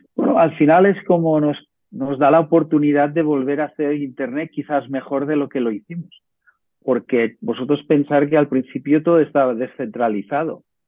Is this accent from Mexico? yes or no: no; Ciutadella, Balearic Islands, Spain; yo soy de Menorca